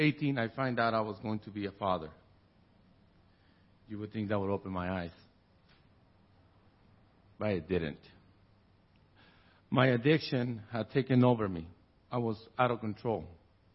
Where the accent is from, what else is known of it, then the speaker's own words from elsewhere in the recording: Tijuana, Baja California, Mexico; I was born and raised in Tijuana, Mexico